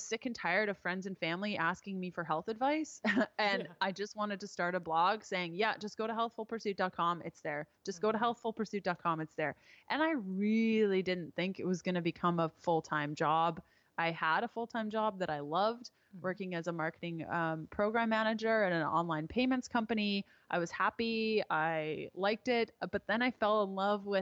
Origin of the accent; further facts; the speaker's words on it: Canada; I am Canadian